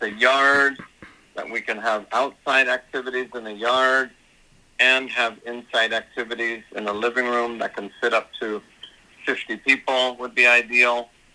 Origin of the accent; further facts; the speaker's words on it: Los Angeles, California, United States; here in my hometown, you know, here in Los Angeles, California